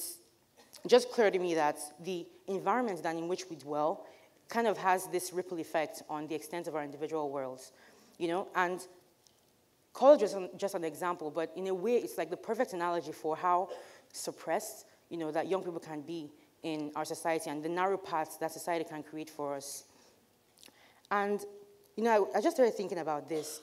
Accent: Aba, Abia, Nigeria; growing up in Nigeria, as a Nigerian girl going to college

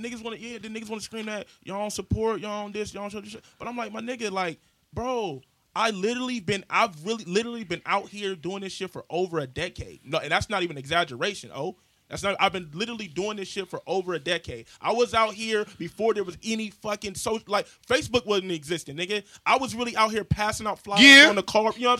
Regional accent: Columbus, Ohio, United States; you supposed to support me, bro, because I'm from Columbus, bro.

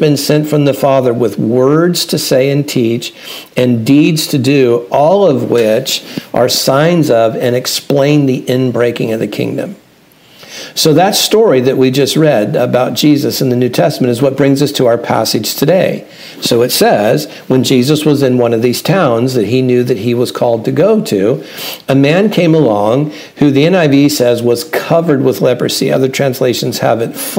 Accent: Santa Ana, California, United States; moved away as an adult; now in Franklin, Tennessee, United States; I was born in Santa Ana and lived all over Orange County for most of my life, so Southern California's home

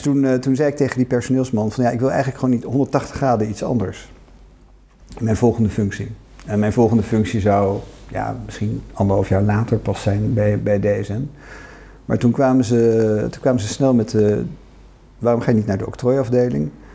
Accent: Oegstgeest, South Holland, Netherlands; geboren in Oostgeest.

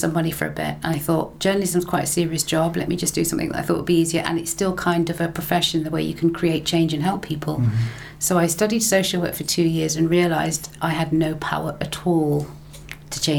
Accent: England, United Kingdom; now in Stirling, United Kingdom; I'm from England, and what I noticed from a young age, my parents sharing their experiences with me and why they came here

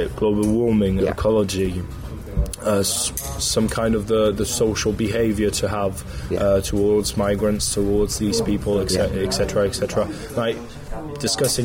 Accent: Paris, Île-de-France, France; English is a second language; we're from Paris.

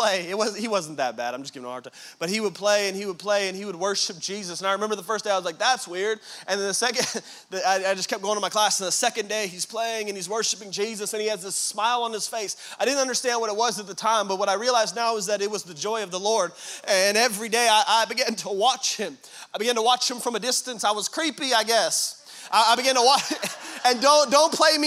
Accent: Tracy, California, United States; we're from Tracy

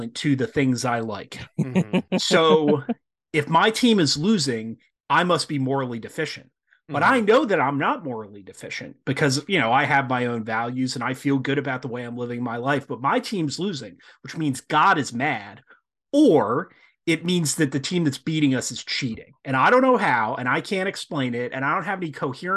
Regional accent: Pine Barrens, New Jersey, United States; I grew up in the Pine Barrens

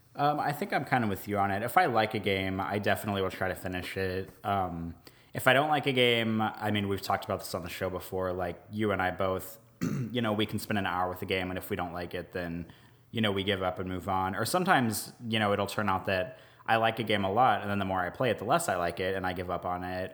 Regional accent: United States; also born or lived in Omaha, Nebraska / Jefferson Parish, Louisiana; now in Jefferson, United States; I grew up outside of Kansas City

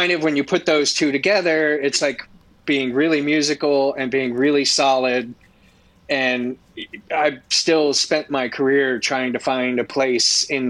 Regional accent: San Diego, California, United States; born there; also born or lived in Virginia Beach / Annapolis / Groton, Connecticut / South Carolina; now in Orlando, United States; So I was born in San Diego, lived in Virginia Beach, lived in Annapolis. Lived in Groton, Connecticut, lived in South Carolina, Florida.

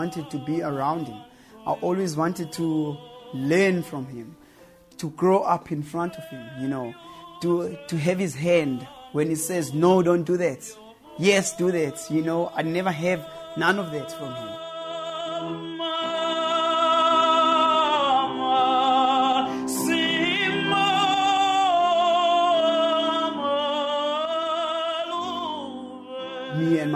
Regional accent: Cape Town, Western Cape, South Africa; this town because it's my hometown

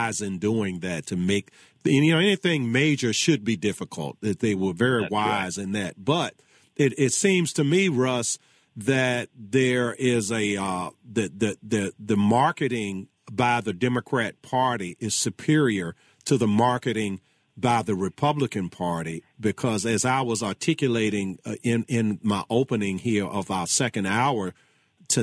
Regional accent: Charles City, Virginia, United States; I'm from Charles City

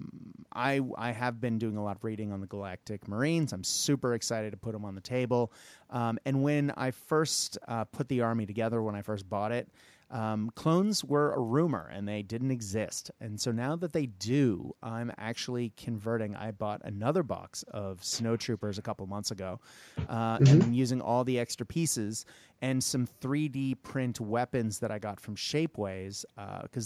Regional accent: United States; growing up in the United States

